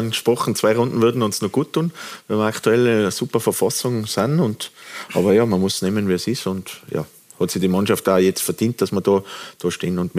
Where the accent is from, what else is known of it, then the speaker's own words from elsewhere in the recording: Tyrol, Austria; ich fühle mich rundum wohl in Wattens. Ich bin ja Tiroler, das merkt man, glaube ich. Äh, ich arbeite in Tirol.